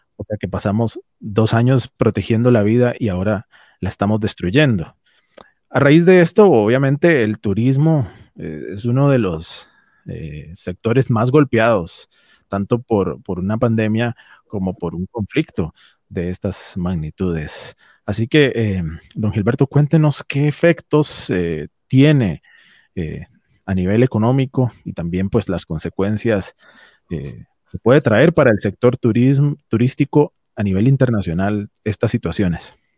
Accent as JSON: {"language": "Spanish", "country": "Costa Rica", "said": "nuestra propia realidad costarricense"}